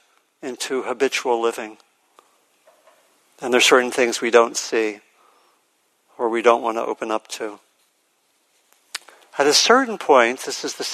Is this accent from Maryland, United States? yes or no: yes; Maryland, United States; I grew up in Maryland, and I went to elementary school with a lot of African-American kids